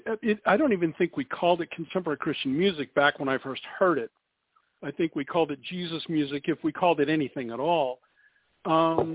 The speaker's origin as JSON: {"language": "English", "town": "Downey", "region": "California", "country": "United States", "tie": "born or raised there", "said": "Downey, California, which is my hometown"}